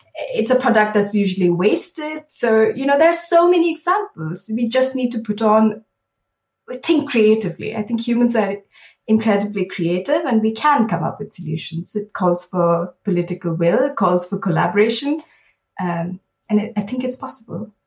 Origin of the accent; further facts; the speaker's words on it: Bangalore, Karnataka, India; moved away as an adult; now in London, United Kingdom; I grew up in Bangalore in India